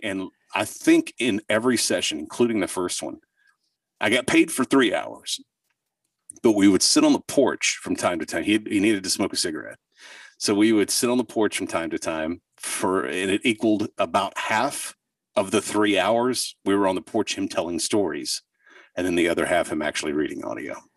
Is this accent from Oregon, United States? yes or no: no; southern Oklahoma, United States; I grew up in southern Oklahoma